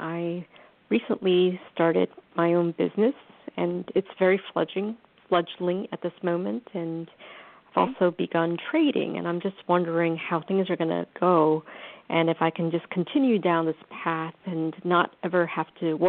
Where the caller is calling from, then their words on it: New York, United States; calling from New York.